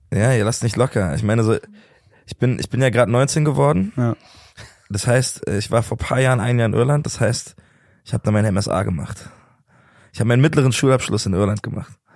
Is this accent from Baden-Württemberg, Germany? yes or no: no; Berlin, Germany; ich komme aus Berlin, ich lebe immer noch da und ich find's immer noch super geil